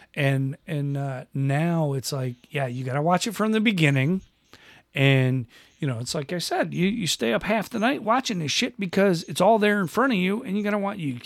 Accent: Western New York, United States; where I grew up in in Western New York

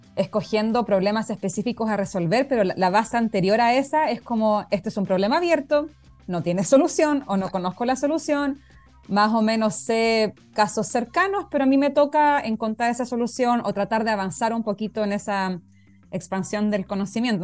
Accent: Concepción, Biobío, Chile; ahí amor eterno a la UDEC para los que somos de allá

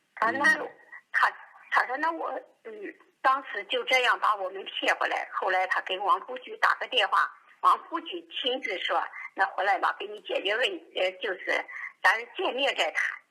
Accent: Jiaozuo, Henan, China; 我是河南的。我就，他说你现在你是河南哪一个地方，我说我是河南交流的

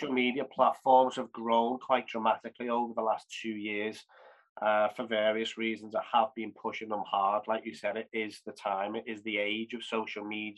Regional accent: Liverpool, North West England, United Kingdom; Liverpool's my hometown, my passion, my city

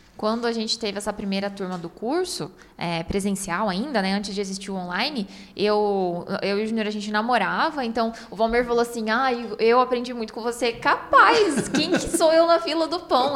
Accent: Paraná, Brazil; nós somos do Paraná

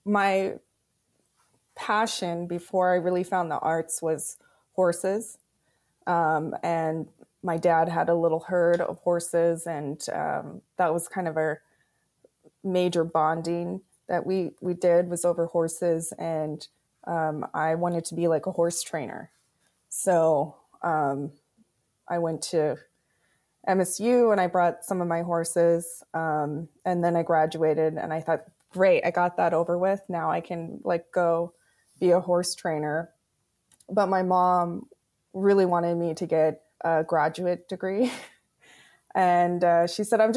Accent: Crow Indian Reservation, Montana, United States; moved away as an adult; also born or lived in Bozeman, Montana / Los Angeles, California; now in Portland, United States; I'm originally from Montana. I grew up on the Crow Indian Reservation

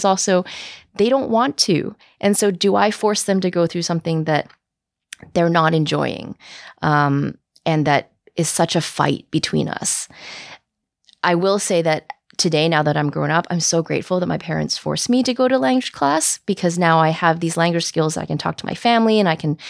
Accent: Vancouver, British Columbia, Canada; I'm born and raised in Vancouver

